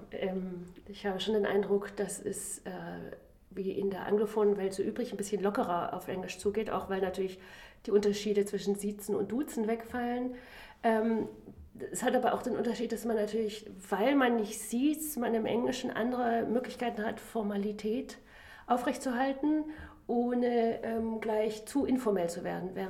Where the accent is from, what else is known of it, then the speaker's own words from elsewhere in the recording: Germany; ich bin ja in Deutschland aufgewachsen, hatte aber meine gesamte universitäre Laufbahn in anglophonen Ländern.